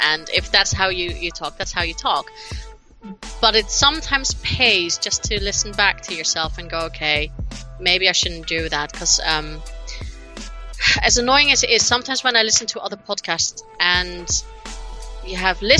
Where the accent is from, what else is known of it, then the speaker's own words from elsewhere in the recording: United States; accent: American twang; I have a very thick American twang to my accent.